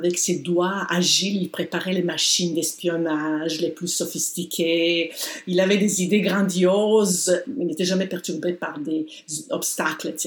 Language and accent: French; Montreal, Quebec, Canada; Tout le monde à qui je parle euh, de l'extérieur, quand je dis que je viens de Montréal, ils disent Ah, est-ce que vous connaissez Walter Boudreau